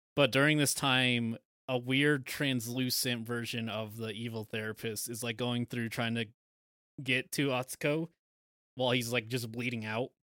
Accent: United States; we're American

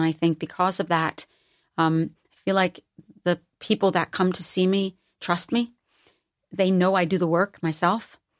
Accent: East Coast, United States; Because I'm from the East Coast and a blue collar environment, there is no way the people in my life would ever allow me to buy my own hype.

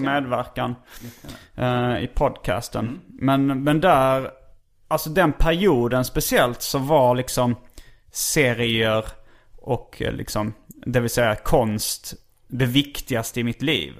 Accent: Hjärup, Skåne, Sweden; jag kom från Hjärup

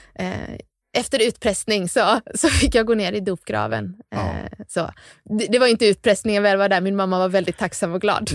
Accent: Gnosjö, Jönköping County, Sweden; accent: Småland; also born or lived in Värnamo; Gnosjö i alla fall är jag uppväxt

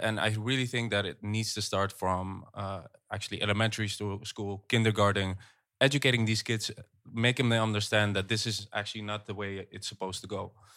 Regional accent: Netherlands; also born or lived in Egypt; I do see the Netherlands as my home because I grew up here

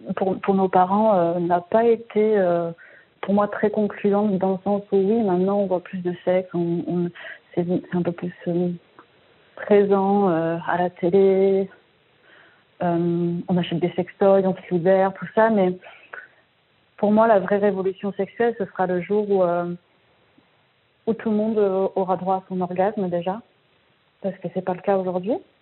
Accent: Marseille, Provence-Alpes-Côte d'Azur, France; je viens de Marseille

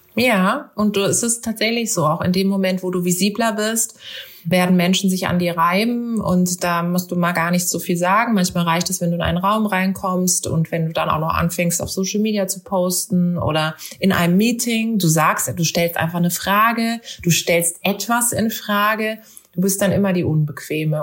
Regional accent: Karlsruhe, Baden-Württemberg, Germany; durch Karlsruhe, durch meine Heimatstadt

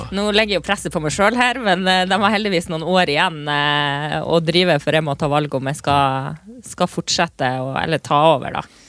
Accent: Lavangen, Troms, Norway; moved away as an adult; Lavangen. Eh, oppvokst der, men så har jeg bodd de siste årene i eh, storbyen Tromsø

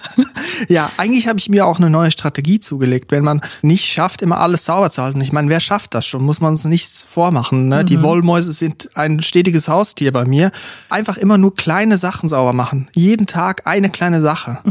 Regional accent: Switzerland; now in Germany; als Schweizer, als Ausländer in diesem deutschen Lande hier

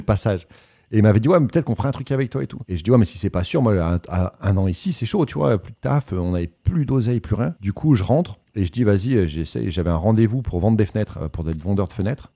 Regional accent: Voiron, Auvergne-Rhône-Alpes, France; moved away as an adult; also born or lived in New York / Paris; je viens de Voiron et la chartreuse, pour ceux qui connaissent, ça vient de là où, où je suis né

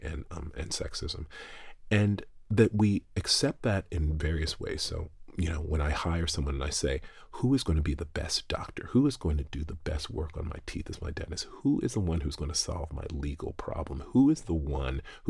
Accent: the South, United States; I grew up in the United States, and anyone who's listening can obviously tell that. And then I grew up in the South

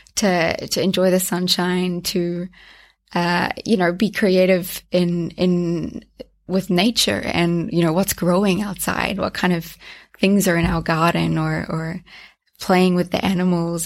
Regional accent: North Island, New Zealand; now in Zürich, Switzerland; I grew up in New Zealand. Um, I was raised there in the North

